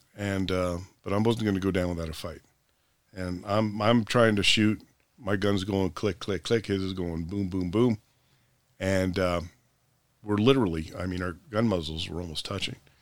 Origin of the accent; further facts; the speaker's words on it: Princeton, New Jersey, United States; I was born and raised in Princeton, the college town.